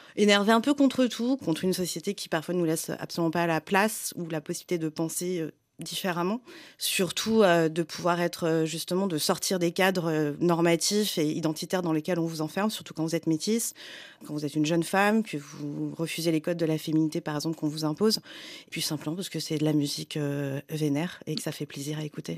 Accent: France; J'ai grandi en France, j'ai grandi avec de la, culture occidentale

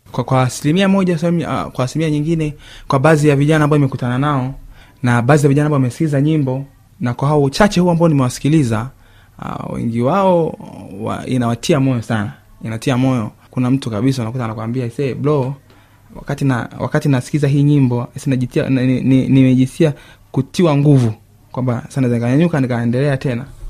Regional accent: Geita, Geita Region, Tanzania; now in Mwanza, Tanzania; nimetoka Geita nyumbani, nimekuja Mwanza, nimesomea Mwanza pia.

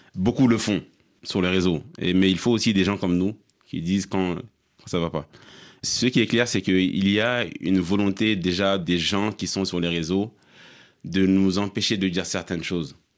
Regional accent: Mali; en tant que Malien

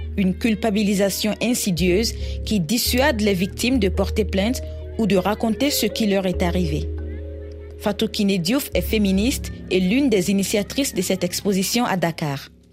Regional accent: Côte d’Ivoire; moved away as an adult; also born or lived in Burkina Faso; now in Senegal; je suis née et que j'ai grandi en Côte d'Ivoire, mais mon pays d'origine est le Burkina Faso où j'ai fait mes études universitaires

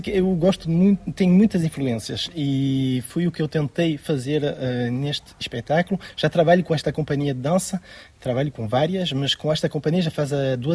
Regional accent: France; born there; Nasci em França, mas os meus pais são portugueses

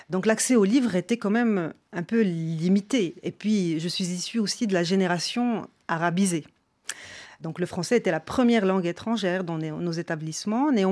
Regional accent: Salé, Rabat-Salé-Kénitra, Morocco; born there; Je ne suis pas né à Marrakech, je suis né à Salé. Près de Rabat

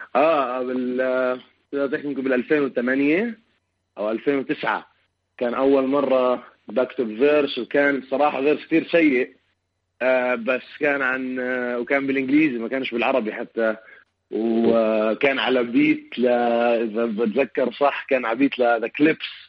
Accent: Amman, Amman Governorate, Jordan; moved away as an adult; also born or lived in Palestine; now in Chicago, United States; عمان المدينه اللي انا كبرت فيها

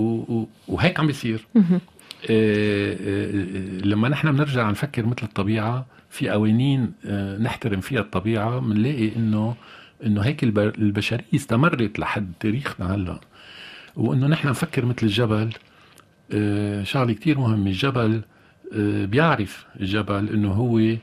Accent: Lebanon; نحن كلبنانيين وانا كلبناني كمان

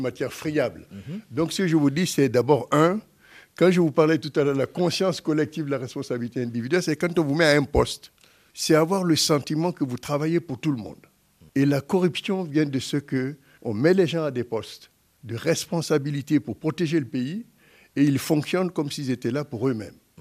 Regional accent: Guinea; moved away; en tant que Guinéen

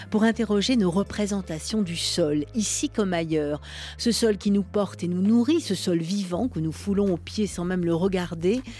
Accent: Kabul, Afghanistan; born there; Pour moi, je suis née à Kaboul en Afghanistan, donc ce n'est pas le même rapport avec le sol qu'on a ici.

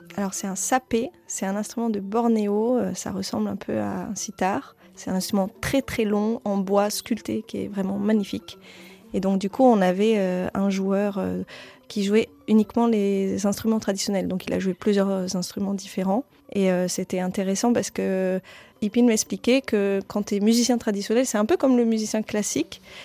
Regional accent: Roubaix, Hauts-de-France, France; accent: accent du Nord; J'ai grandi en ville, j'ai grandi à Roubaix

